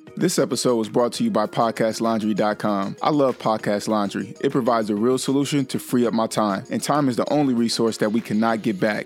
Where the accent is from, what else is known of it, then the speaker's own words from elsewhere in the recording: Vallejo, California, United States; she's actually from my hometown